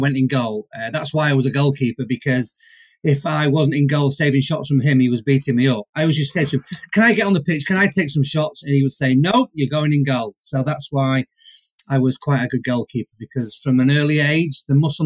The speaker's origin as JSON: {"language": "English", "town": "Manchester", "region": "North West England", "country": "United Kingdom", "said": "I'm from Manchester"}